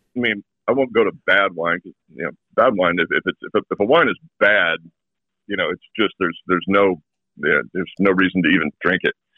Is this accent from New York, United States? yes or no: no; Walla Walla, Washington, United States; moved away; also born or lived in New England; my hometown is growing some of the best wine grapes in the world.